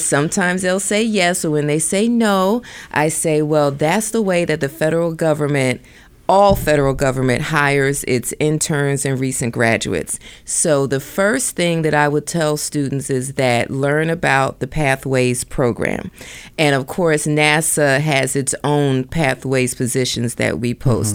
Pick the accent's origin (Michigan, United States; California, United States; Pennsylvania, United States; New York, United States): Pennsylvania, United States; Philadelphia; moved away as an adult; also born or lived in Delaware / Washington, D.C.; now in Silicon Valley, United States; I'm originally from the East Coast, Philadelphia.